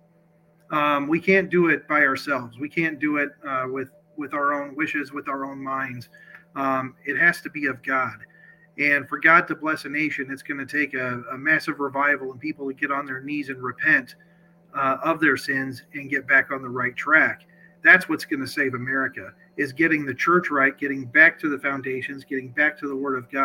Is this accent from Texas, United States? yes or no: no; Sioux City, Iowa, United States; I am from Sioux City, Iowa, born and raised in Iowa.